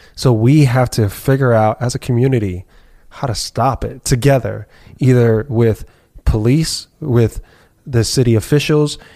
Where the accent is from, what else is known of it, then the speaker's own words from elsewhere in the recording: New York City, New York, United States; born and raised, bred here